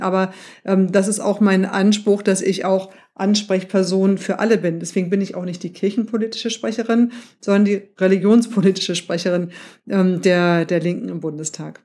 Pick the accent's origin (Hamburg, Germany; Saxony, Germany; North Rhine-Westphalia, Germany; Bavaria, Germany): Hamburg, Germany; ich bin ja in, in Hamburg aufgewachsen